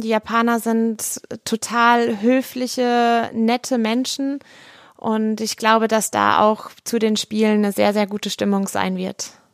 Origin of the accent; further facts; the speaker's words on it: Kaiserslautern, Rhineland-Palatinate, Germany; Ich bin hier in Kaiserslautern groß geworden.